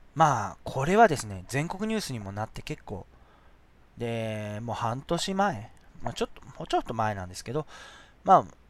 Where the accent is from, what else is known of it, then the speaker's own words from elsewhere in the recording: Shizuoka, Japan; 僕、清水、その静岡市清水区出身なんで